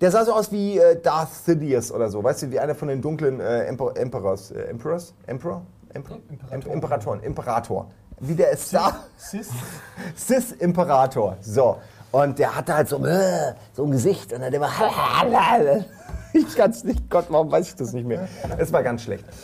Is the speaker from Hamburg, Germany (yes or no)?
yes; Hamburg, Germany; Als Hamburger ja